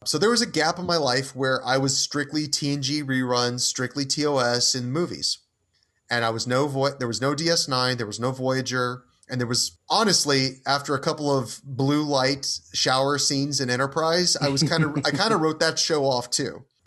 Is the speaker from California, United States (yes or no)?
no; Houston, Texas, United States; as a child growing up in Houston, Texas in the nineteen nineties